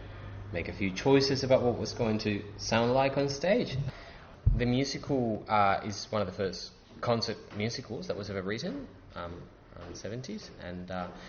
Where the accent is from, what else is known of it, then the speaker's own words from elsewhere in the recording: Spain; now in Sydney, Australia; Growing up in Spain